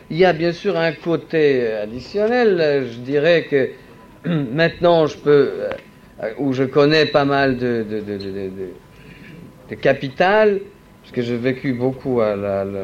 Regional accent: Paris, Île-de-France, France; born there; J'ai une résidence en France depuis 15 ans, je suis né à Paris, euh, j'ai euh, signalé l'intention de ma naturalisation il y a cinq ans.

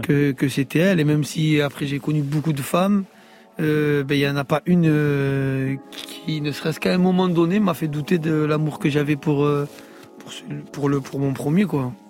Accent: Marseille, Provence-Alpes-Côte d'Azur, France; je suis de Fond Vert

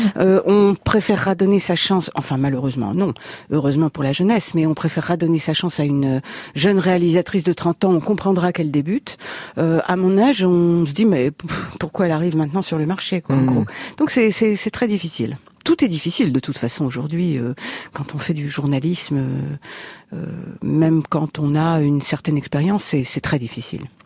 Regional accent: Paris, Île-de-France, France; also born or lived in Reims; j'ai grandi à Paris

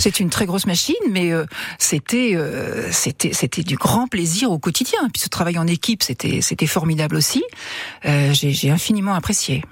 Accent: Le Mans, Pays de la Loire, France; moved away as an adult; also born or lived in Paris; je suis mancelle de naissance. j'ai quitté le Mans pour aller à Paris faire mes études

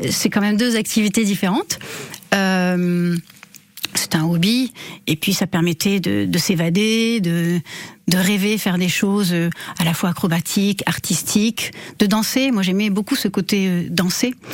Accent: Bordeaux, Nouvelle-Aquitaine, France; Alors, j'ai grandi en partie à Bordeaux, mais effectivement, quand j'étais enfant, mes parents avaient vraiment la bougeotte et on a beaucoup, beaucoup déménagé, mais en restant dans le sud-ouest et en Aquitaine.

